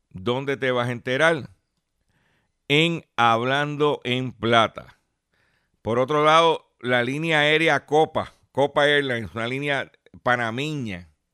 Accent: Lares, Puerto Rico; allá en Ranchote, en Lares, en mi pueblo de Lares

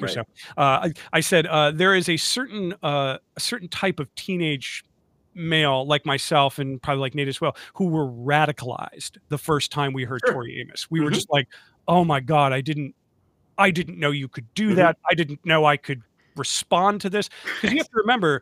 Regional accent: Rochester, New York, United States; growing up in the Rochester, New York area

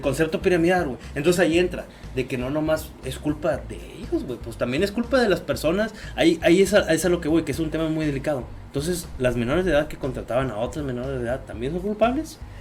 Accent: Mexico; puedo decir que también soy mexicano

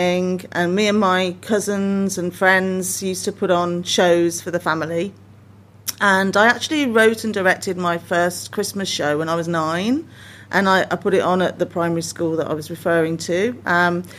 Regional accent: Birmingham, West Midlands, United Kingdom; now in Coventry, United Kingdom; I grew up in Birmingham, although not a lot of people know that because everyone thinks I was born and bred in Cov. But I do live here now

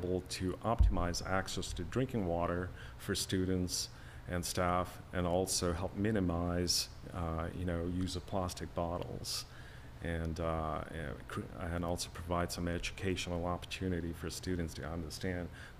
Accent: Kathmandu, Bagmati, Nepal; now in Pittsburgh, United States; growing up, I was born in Kathmandu, Nepal

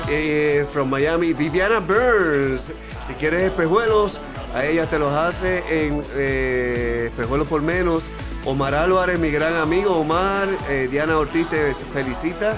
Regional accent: San Juan, Puerto Rico; yo soy de Coupey

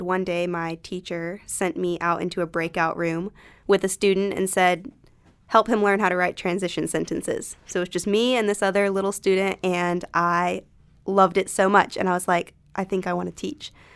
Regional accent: Concord, North Carolina, United States; My hometown is Concord, North Carolina, which is also near Charlotte

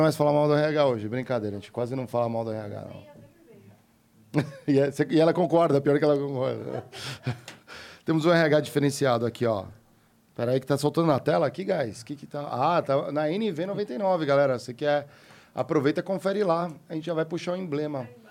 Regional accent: Brazil; Eu, como brasileiro, pagando impostos

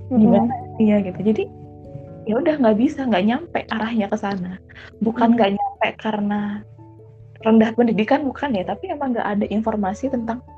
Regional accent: Java, Indonesia; kita ngomongin pulau ya, kita dari Pulau Jawa ke sini gitu loh.

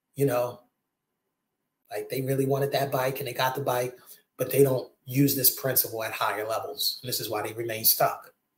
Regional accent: Maryland, United States; I'm from Maryland

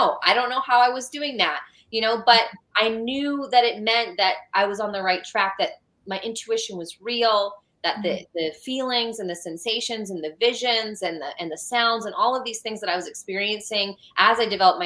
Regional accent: California, United States; now in Georgia, United States; I'm from California

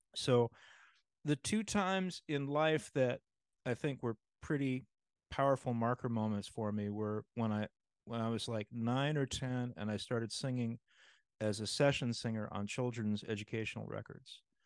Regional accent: New York, United States; now in Los Angeles, United States; playing in the Allstate Orchestra growing up in New York

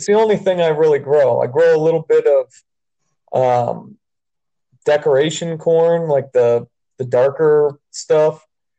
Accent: Southern California, United States; now in Utah, United States; I'm from Southern California

